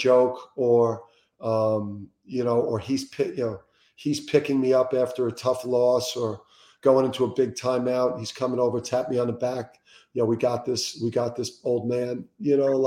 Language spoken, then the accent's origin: English; Jersey City, New Jersey, United States; growing up in Jersey City